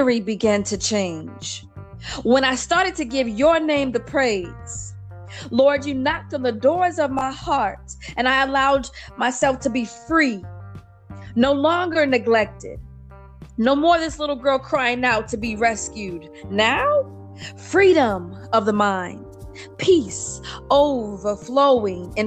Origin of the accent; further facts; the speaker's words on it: Indiana, United States; moved away as an adult; now in Texas, United States; I am originally from Indiana. I relocated to Texas in 2015.